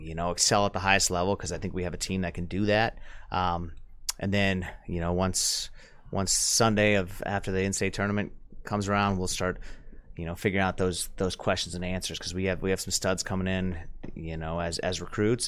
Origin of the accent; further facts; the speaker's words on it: Tarpon Springs, Florida, United States; moved away; I grew up, I'm from Tarpon, Florida.